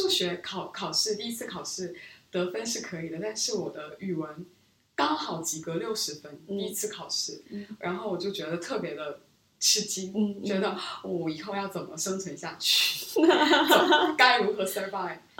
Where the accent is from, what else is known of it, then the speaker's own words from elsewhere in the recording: Seoul, South Korea; Chinese is a second language; now in Beijing, China; 我来自韩国的首尔。嗯，之前十年前。我在北京生活过五年多，是小学、中学期间。从高中我回到中韩国，然后一直在那边学习工作。